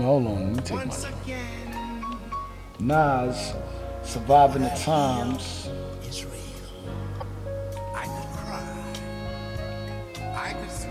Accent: New York City, New York, United States; I'm from Brooklyn, too

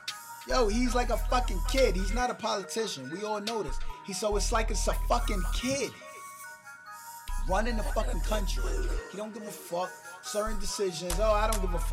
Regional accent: New York City, New York, United States; I'm from Brooklyn. And I'm in Brooklyn in the studio

